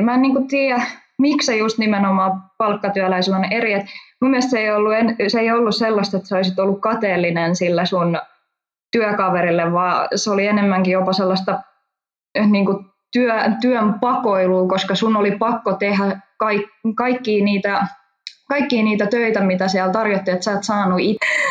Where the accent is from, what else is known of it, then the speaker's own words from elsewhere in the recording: Hamina, Kymenlaakso, Finland; mä olen Haminasta pikkukaupungista